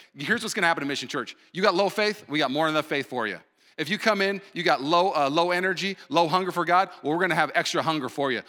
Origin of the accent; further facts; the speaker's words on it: Puyallup, Washington, United States; moved away; also born or lived in Los Angeles / Burbank; I grew up in Puyallup, moved to L A, lived there for seven years